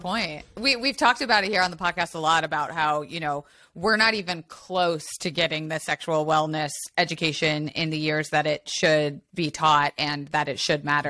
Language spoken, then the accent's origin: English; Tampa, Florida, United States; I grew up in Florida